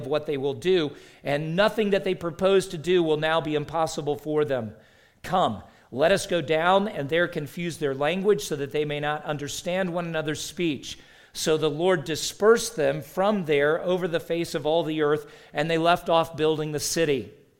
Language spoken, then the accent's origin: English; the South, United States; I grew up in the South, and one of the first things people say is, you don't have a Southern accent.